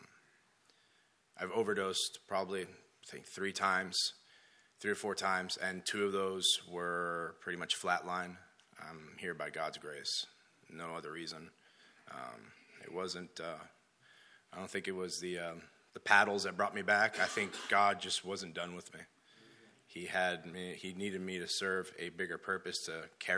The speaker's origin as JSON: {"language": "English", "country": "Dominican Republic", "tie": "born or raised there", "also_born_or_lived": "Florida", "moved": "yes", "said": "I was born in Florida and raised in Dominican Republic"}